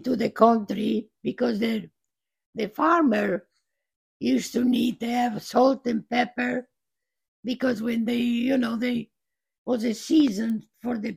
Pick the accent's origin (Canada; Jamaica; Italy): Italy; Trieste, Friuli-Venezia Giulia; English is a second language; moved away; my hometown, Trieste.